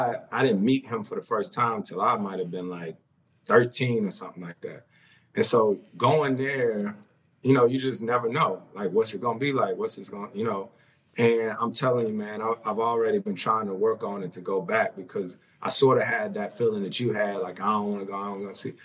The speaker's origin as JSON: {"language": "English", "town": "Winston-Salem", "region": "North Carolina", "country": "United States", "tie": "born or raised there", "said": "I'm born and raised in Winston-Salem"}